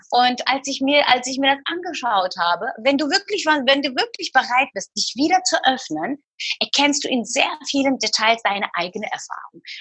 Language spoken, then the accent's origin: German; Istanbul, Turkey; Ich habe Freunde, die sind äh, in Istanbul. Ich bin in Istanbul geboren und aufgewachsen. Meine wahre Freunde, so richtige Freunde, die, die leben in der, in der Türkei, in Istanbul.